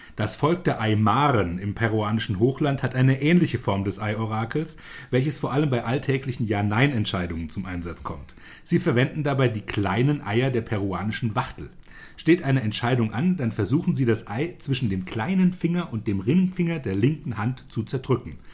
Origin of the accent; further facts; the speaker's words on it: Germany; bei uns in Deutschland